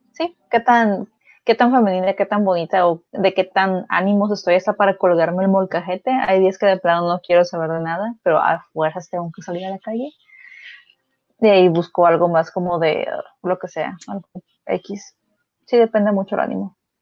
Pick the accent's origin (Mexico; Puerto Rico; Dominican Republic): Mexico; yo de niña, pues, digo, vivimos en México